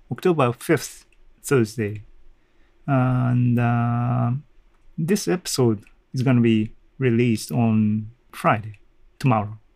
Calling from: Kanazawa, Ishikawa, Japan; English is a second language; I'm talking from Kanazawa, Japan, to the world.

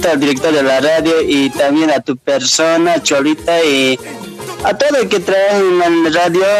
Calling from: Buenos Aires, Argentina; Aquí de Buenos Aires te estoy llamando

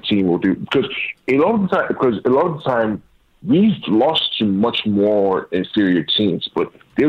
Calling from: Nigeria

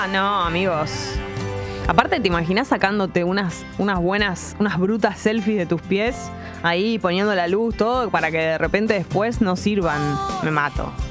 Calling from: Coghlan, Buenos Aires, Argentina; de Coglan y quiero pedir el tema

